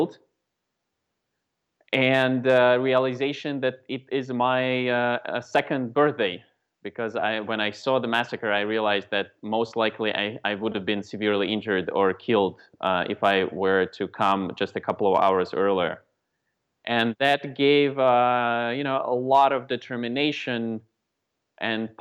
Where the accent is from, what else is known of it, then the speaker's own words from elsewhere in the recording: Moscow, Russia; now in United States; I was born in Moscow, Russia. And then for the past 24 years, I've been living in the States